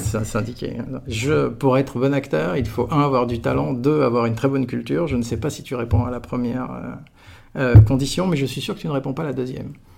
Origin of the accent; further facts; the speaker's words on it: Aix-en-Provence, Provence-Alpes-Côte d'Azur, France; moved away as an adult; moi j'étais d'Aix-en-Provence. J'ai fait toute ma scolarité de la crèche jusqu'à la fin de la prépa dans un kilomètre et demi de rayon